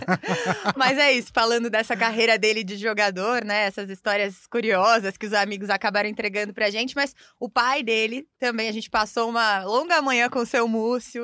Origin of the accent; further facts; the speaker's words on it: Curitiba, Paraná, Brazil; sou de Curitiba